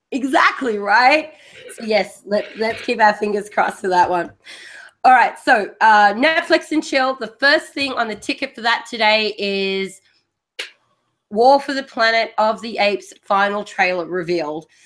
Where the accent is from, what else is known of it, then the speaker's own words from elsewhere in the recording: Australia; accent: Australian; the Australian accent